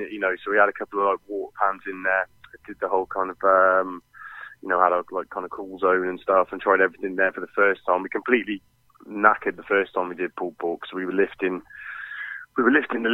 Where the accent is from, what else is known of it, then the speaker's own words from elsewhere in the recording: Hereford, West Midlands, United Kingdom; we're from Hereford, and you know, we get fantastic beef in Hereford